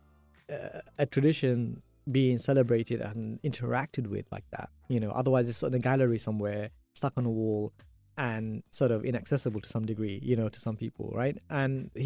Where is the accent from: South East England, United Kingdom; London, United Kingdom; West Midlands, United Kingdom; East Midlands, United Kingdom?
London, United Kingdom; being born and brought up in London